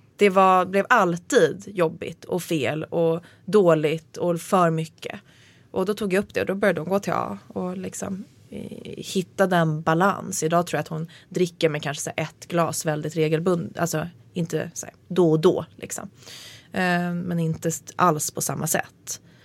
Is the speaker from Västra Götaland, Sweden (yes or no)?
no; Nacka, Stockholm County, Sweden; jag hade min första fylla vid sjön i, där jag bodde